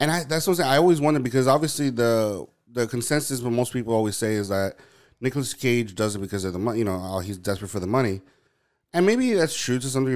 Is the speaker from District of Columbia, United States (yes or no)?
no; New York, United States; I was born and raised in New York